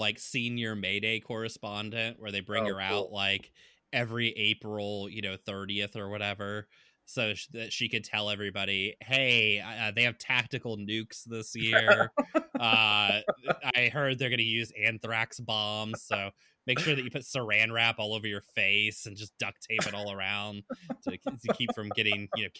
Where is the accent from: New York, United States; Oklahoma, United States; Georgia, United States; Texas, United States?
Texas, United States; moved away; I remember people being really shocked when I first moved up here, because I'd tell people I was from Texas.